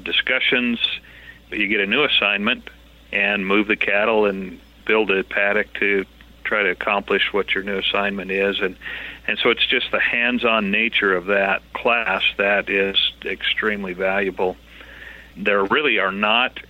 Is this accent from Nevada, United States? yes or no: no; Middleton, Idaho, United States; also born or lived in eastern central Texas / Owyhee County, Idaho; Well, I was raised in Southwest Idaho, graduated from Middleton High School